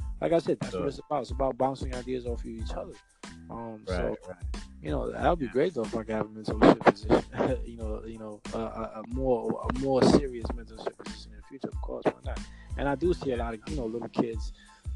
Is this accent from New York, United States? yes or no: yes; Brooklyn, New York, United States; accent: Brooklyn